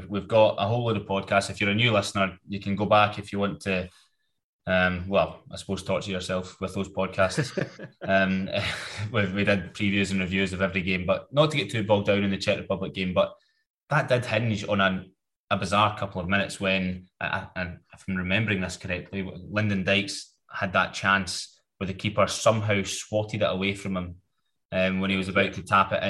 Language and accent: English; Scotland, United Kingdom; Remember, Gordon, though, we're Scottish football fans, so any more than five backwards passes in the space of 2 minutes means defensive.